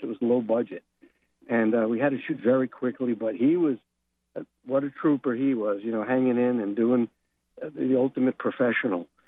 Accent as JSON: {"language": "English", "town": "New York City", "region": "New York", "country": "United States", "tie": "born or raised there", "said": "I grew up in Brooklyn, New York"}